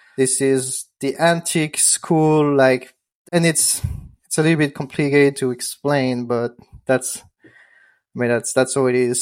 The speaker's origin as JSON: {"language": "English", "country": "France", "second_language": "English", "moved": "yes", "said": "I'm from France. I'm not from the U S."}